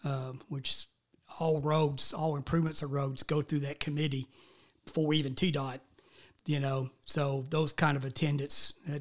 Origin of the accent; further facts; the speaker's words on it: Smyrna, Tennessee, United States; And that's the reason I grew up mostly in the Smyrna area